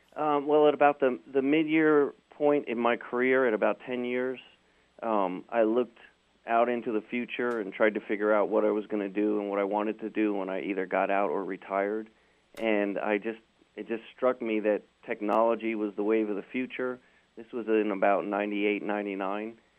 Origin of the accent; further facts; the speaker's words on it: New York, United States; I grew up in New York